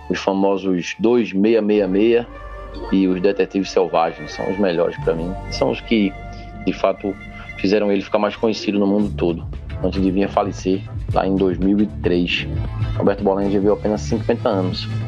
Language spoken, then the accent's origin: Portuguese; Limoeiro, Pernambuco, Brazil; now in Recife, Brazil; eu cresci em Limoeiro, né? tem um clima serrano, mas é uma serra que tampa o vento, a gente fica no pé da serra, é um bafo quente infernal.